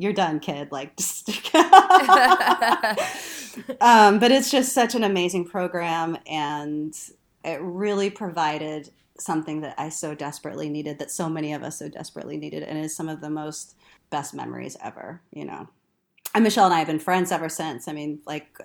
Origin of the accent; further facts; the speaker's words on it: Texas, United States; also born or lived in Louisiana; I'm from Texas